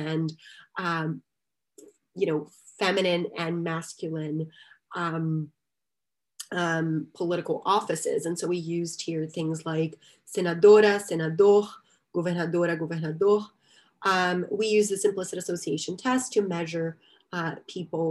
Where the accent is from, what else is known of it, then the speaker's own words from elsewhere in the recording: Salvador, Bahia, Brazil; moved away; Esporte Clube Bahia, which just happens to be one of the major teams in my hometown